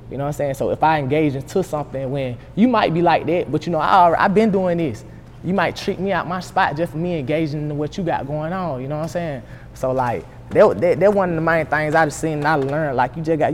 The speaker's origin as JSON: {"language": "English", "town": "Columbus", "region": "Georgia", "country": "United States", "also_born_or_lived": "Stewart County, Georgia", "moved": "as an adult", "lives_now": "Atlanta, United States", "said": "I'm from Columbia, Georgia"}